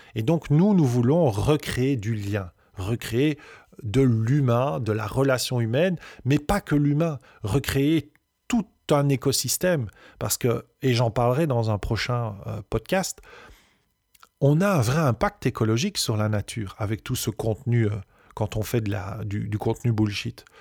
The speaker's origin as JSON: {"language": "French", "country": "Belgium", "said": "on est belge, on peut avoir un accent, et c'est OK"}